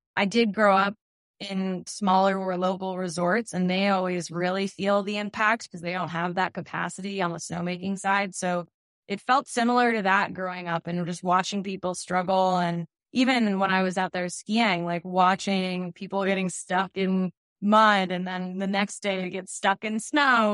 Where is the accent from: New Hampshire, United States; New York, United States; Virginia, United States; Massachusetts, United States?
New Hampshire, United States; Wolfeboro; also born or lived in Steamboat Springs, Colorado; I was born and raised in New Hampshire, and I made my way back and I'm still living in the Grant State